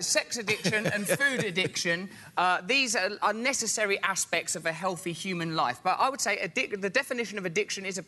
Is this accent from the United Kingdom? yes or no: yes; England, United Kingdom; I'm from England